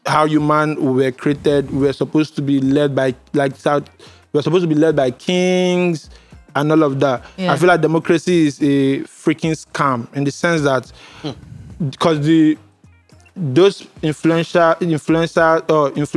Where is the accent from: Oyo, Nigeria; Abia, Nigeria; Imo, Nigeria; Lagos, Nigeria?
Lagos, Nigeria; also born or lived in Cross River; You were here in Lagos. Yeah, I grew up here